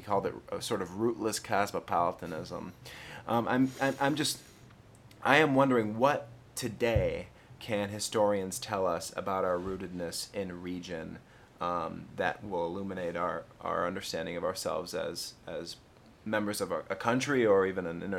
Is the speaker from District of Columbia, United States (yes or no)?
no; Michigan, United States; I'm a Midwestern. I was raised in Michigan.